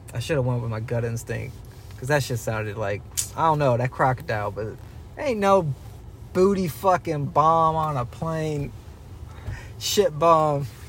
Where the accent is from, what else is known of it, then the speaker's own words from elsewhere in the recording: Dallas, Georgia, United States; We grew up in Dallas, Georgia. We all know what happens out here.